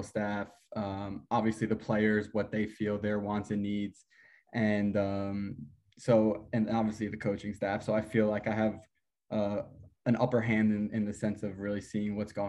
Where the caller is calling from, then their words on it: Atlanta, Georgia, United States; I'm right now in Atlanta, Georgia.